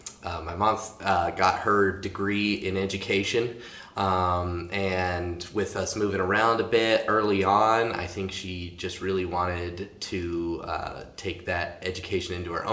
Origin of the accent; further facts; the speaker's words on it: Butte, Montana, United States; also born or lived in Bozeman, Montana / Kalispell, Montana / Missoula, Montana; I was born in Bozeman, Montana, but grew up in Butte for most of my life. Born in 95